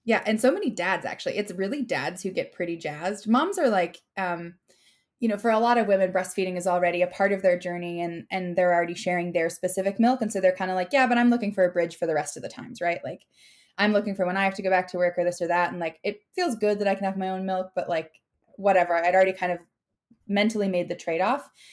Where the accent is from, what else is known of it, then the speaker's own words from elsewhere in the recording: Minnesota, United States; moved away; I'm from Minnesota